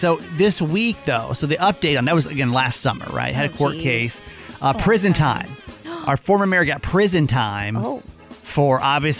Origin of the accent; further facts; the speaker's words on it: Atlanta, Georgia, United States; I grew up in Atlanta